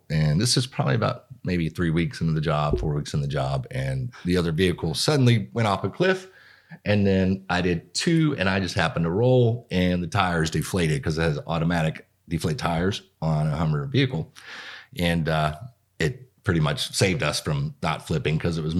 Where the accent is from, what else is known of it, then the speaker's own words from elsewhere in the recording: Lexington, Kentucky, United States; I'm originally from Lexington.